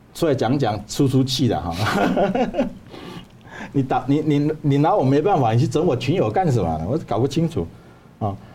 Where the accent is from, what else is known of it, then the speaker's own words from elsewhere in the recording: Taiwan; moved away as an adult; also born or lived in Dongguan, Guangdong, China; 我们台湾人